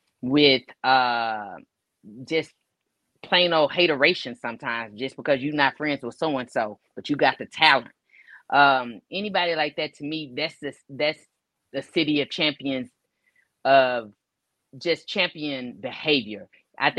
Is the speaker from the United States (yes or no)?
yes; Pleasant Grove, Texas, United States; also born or lived in Duncanville; I came from Pleasant Grove to Duncanville. Mm-hmm. So when I got to junior high, you know, it was a shock for me, the whole culture. I came from an all-Black neighborhood to now I'm over here and I'm a sprinkle, you know.